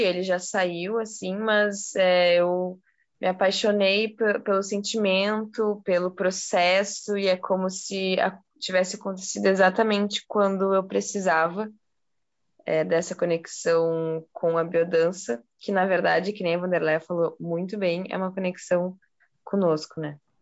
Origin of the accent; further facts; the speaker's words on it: Porto Alegre, Rio Grande do Sul, Brazil; moved away as an adult; now in Curitiba, Brazil; Eu sou de Porto Alegre e eu fui para Curitiba para estudar. Eu estou em Curitiba faz uns cinco anos